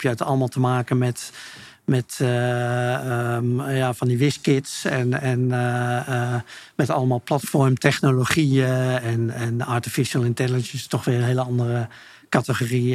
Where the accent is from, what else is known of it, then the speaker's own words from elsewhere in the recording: Utrecht, Netherlands; also born or lived in Friesland; ik ben geboren in Utrecht, maar, maar ik heb een Friese moeder. En wij hebben daar altijd een huis gehad